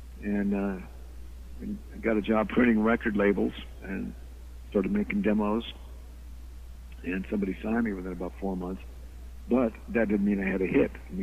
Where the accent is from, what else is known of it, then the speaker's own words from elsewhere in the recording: Phoenix, Arizona, United States; moved away; I came from Phoenix, Arizona, okay. Which was kind of a sleepy little town in those days, talking about the 50s still.